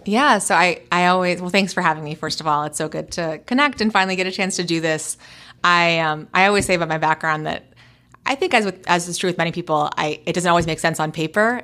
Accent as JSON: {"language": "English", "town": "New York City", "region": "New York", "country": "United States", "tie": "born or raised there", "moved": "as an adult", "lives_now": "Portland, United States", "said": "a native New Yorker, born and raised in New York City"}